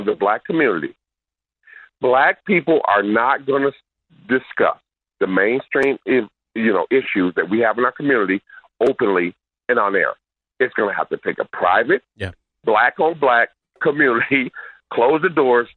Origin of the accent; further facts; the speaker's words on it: Milwaukee, Wisconsin, United States; I'm born in Milwaukee